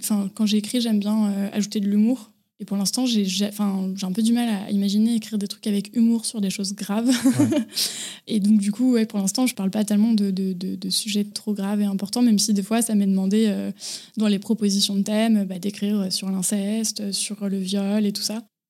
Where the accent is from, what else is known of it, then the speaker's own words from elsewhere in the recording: Boussy, Auvergne-Rhône-Alpes, France; also born or lived in Annecy; je suis née à Annecy et j'ai grandi dans un petit village à côté d'Annecy qui s'appelle Boussy